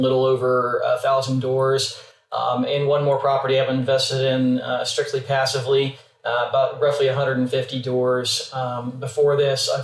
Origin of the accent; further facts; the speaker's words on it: Oklahoma, United States; moved away as an adult; also born or lived in California / North Carolina / Virginia / Germany; I grew up in Oklahoma and went to University of Oklahoma.